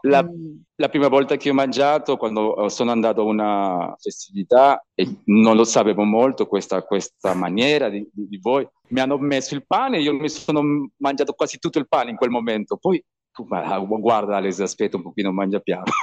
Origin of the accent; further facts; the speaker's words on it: Peru; Italian is a second language; moved away as an adult; also born or lived in Italy; voglio crescere qua nella mia terra